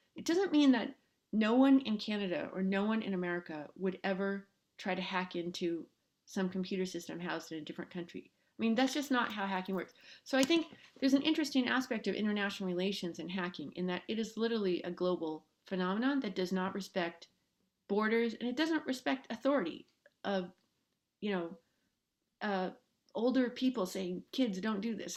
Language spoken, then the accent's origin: English; Los Angeles, California, United States; I grew up in Los Angeles.